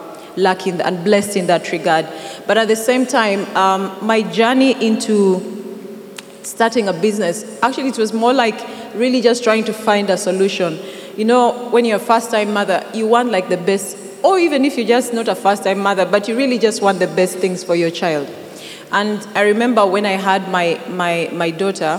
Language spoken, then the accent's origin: English; Teso, Uganda; moved away as an adult; also born or lived in Kampala; I come from Teso. So I'm basically bred, raised from Teso